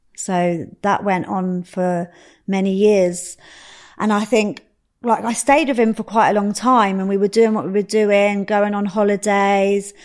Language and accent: English; Slough, South East England, United Kingdom; also born or lived in Reading; I grew up in Slough, um, same as Dwayne. I grew up in Slough.